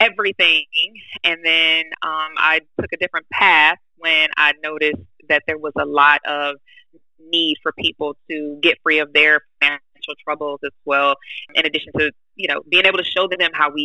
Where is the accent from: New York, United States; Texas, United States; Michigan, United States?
Michigan, United States; originally, I was born in Michigan